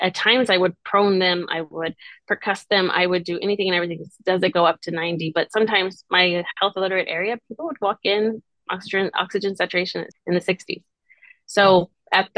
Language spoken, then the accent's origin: English; Rio Grande Valley, Texas, United States; I grew up in the Valley